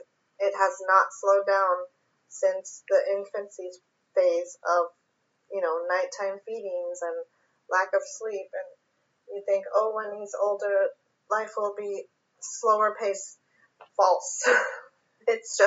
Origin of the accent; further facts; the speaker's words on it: California, United States; also born or lived in New York; now in Pennsylvania, United States; I was born and raised in California